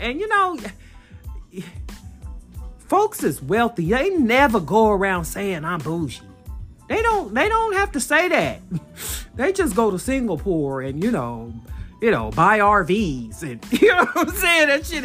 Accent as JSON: {"language": "English", "town": "San Bernardino", "region": "California", "country": "United States", "tie": "born or raised there", "moved": "yes", "lives_now": "Fort Worth, United States", "said": "coming at you from Fort Worth, Texas, born and raised in San Bernardino, California"}